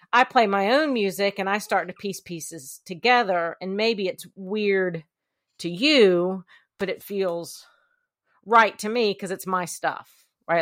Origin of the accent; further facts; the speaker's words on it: Columbia, South Carolina, United States; I am from Columbia, South Carolina